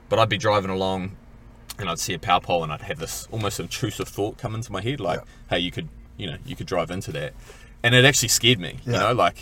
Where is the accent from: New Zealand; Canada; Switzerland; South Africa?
New Zealand; Kaihu, Northland; also born or lived in Whangaparaoa Peninsula, New Zealand; now in Whangaparaoa, New Zealand; I come from Dargaville originally, or actually further north than that, Kaihu. And we moved up to the Whangaparoa Peninsula